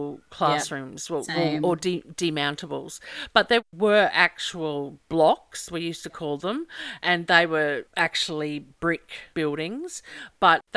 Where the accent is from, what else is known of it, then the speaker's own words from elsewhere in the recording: Glenmore, Queensland, Australia; we're from Glenmore High